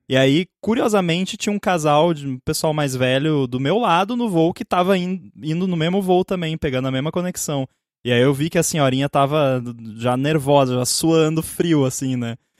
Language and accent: Portuguese; a city about 20 km from São Leopoldo, Rio Grande do Sul, Brazil; que é em São Leopoldo, que é tipo uns 20 quilômetros da minha cidade, mas é na direção de Porto Alegre